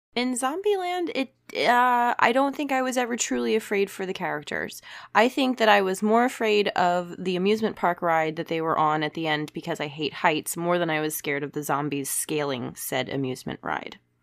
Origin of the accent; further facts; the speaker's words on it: United States; as an American